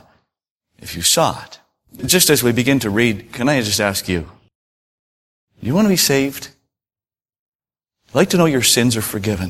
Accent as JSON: {"language": "English", "region": "Prince Edward Island", "country": "Canada", "said": "I come from Prince Edward Island, and, you know, we're a bit laid back, we're old-fashioned"}